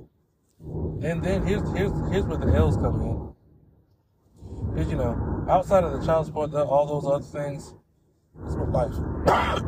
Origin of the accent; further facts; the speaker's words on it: the mountains of California, United States; I'm from the mountains of California where cowboys roam